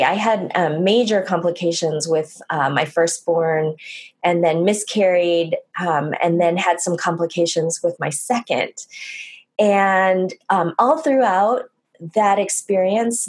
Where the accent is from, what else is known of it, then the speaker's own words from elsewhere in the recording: United States; growing up, I'm Korean American